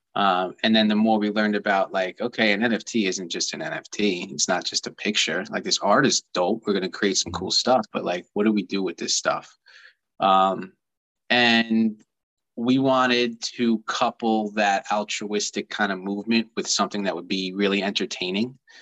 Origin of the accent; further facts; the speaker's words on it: Long Island, New York, United States; I grew up here on Long Island